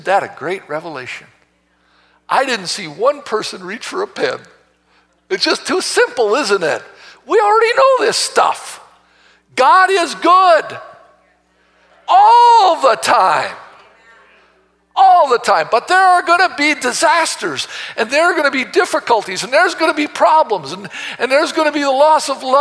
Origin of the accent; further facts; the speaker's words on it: United States; we as American Christians